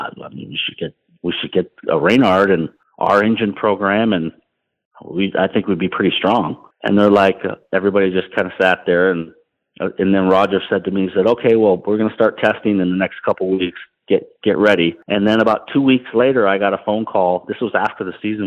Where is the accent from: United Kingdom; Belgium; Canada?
Canada; Toronto, Ontario; winning in my hometown race in Toronto